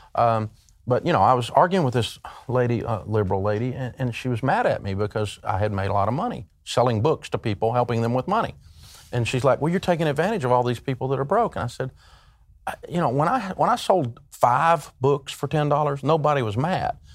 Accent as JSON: {"language": "English", "region": "Tennessee", "country": "United States", "tie": "born or raised there", "said": "I grew up in Tennessee and, uh, we're a hillbilly culture"}